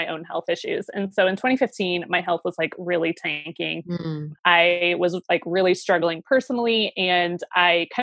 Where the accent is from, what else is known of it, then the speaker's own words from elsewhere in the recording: Ohio, United States; moved away as an adult; also born or lived in Seattle; I moved back to my home state of Ohio